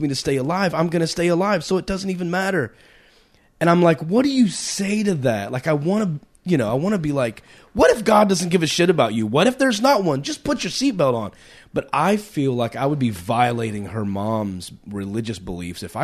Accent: Texas, United States; I grew up in Texas

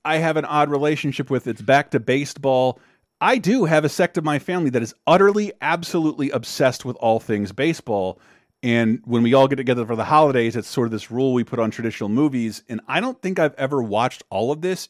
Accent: an hour or two south of Macon, Georgia, United States; born or raised there

